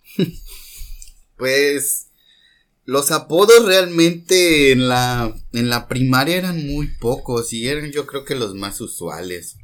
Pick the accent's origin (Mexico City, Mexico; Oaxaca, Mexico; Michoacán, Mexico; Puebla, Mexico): Mexico City, Mexico; now in Mérida, Mexico; soy de la Ciudad de México y pues ahora resido en la ciudad de Mérida, Yucatán